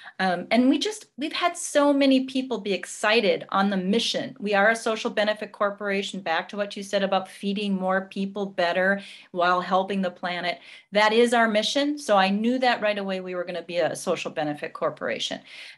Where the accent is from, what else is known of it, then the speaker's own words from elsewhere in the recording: Minneapolis, Minnesota, United States; Yes, I was, and I'm proud to be from Minnesota, and my roots are agriculture. That's what we do here.